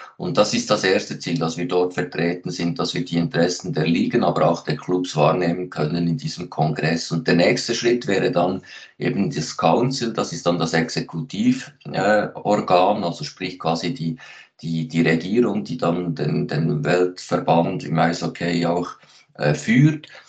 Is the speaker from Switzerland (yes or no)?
yes; Switzerland; bei uns in der Schweiz